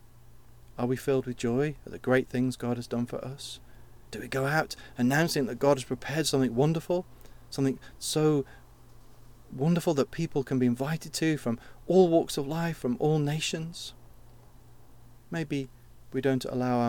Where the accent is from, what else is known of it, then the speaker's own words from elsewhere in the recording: United Kingdom; we're too British